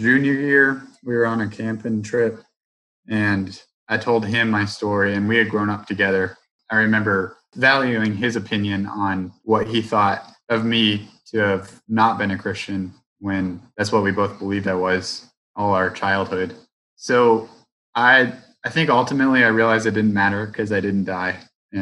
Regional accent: Roanoke, Virginia, United States; growing up in Roanoke, the AT is so close

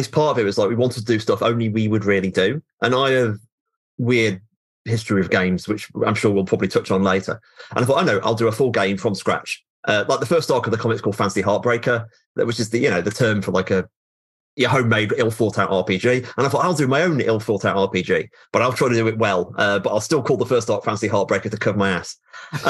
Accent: United Kingdom; I'm aggressively British

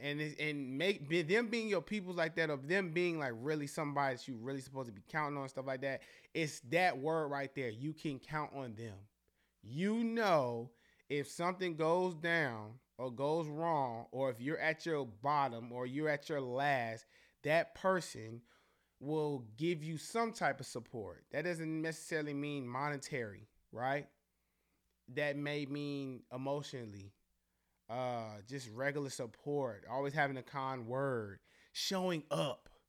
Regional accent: Charlotte, North Carolina, United States; we're all really from Charlotte. We all really live here

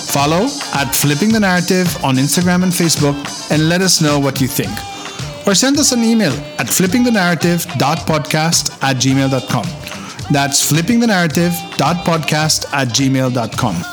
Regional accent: Philippines; we are the Filipino people

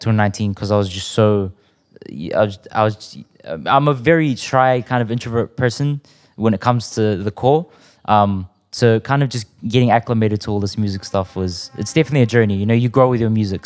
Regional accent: South Auckland, New Zealand; growing up around South, you'd hear people saying that's ammo

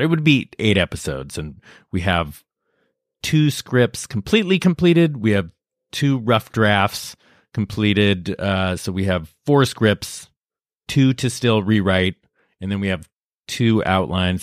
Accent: Lafayette, California, United States; I'm from Northern California, outside San Francisco, a place called Lafayette

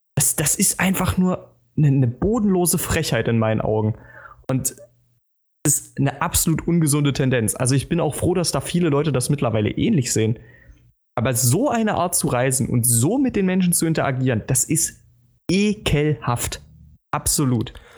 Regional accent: Germany; als Deutscher

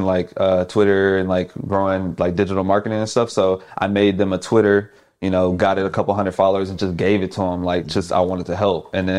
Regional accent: Houston, Texas, United States; Yeah, so back home, I'm from Houston.

